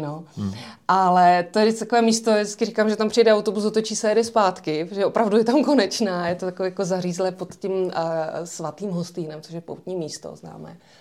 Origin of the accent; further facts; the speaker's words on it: Rusava, Zlín Region, Czechia; Eh, já jsem z malé vesnice, která se jmenuje Rusava